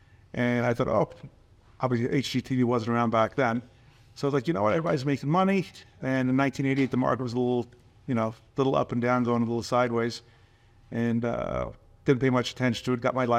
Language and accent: English; Forest Hills, New York, United States; Originally from Forest Hills, which is not too far away from Flushing.